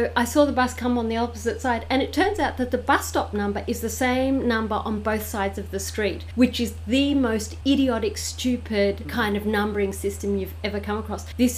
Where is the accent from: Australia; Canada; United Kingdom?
Australia; New South Wales; now in Caboolture, Australia; I came from New South Wales and the bus stop numbers are according to, so you have your postcode.